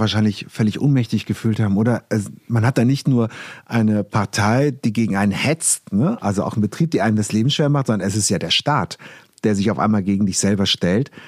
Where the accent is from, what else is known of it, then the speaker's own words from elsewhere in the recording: Trier, Rhineland-Palatinate, Germany; in Gusterath bei uns in Trier